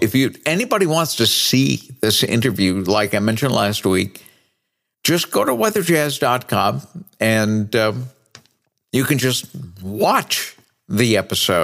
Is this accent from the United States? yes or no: yes; New Bedford, Massachusetts, United States; moved away as an adult; also born or lived in Cedar Rapids, Iowa / Minneapolis / Cleveland; I started in radio when I was 16 years old on my hometown radio station of New Bedford, Massachusetts.